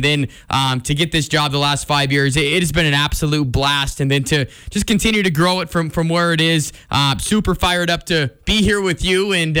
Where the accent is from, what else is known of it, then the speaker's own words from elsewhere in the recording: Billings, Montana, United States; growing up in Billings.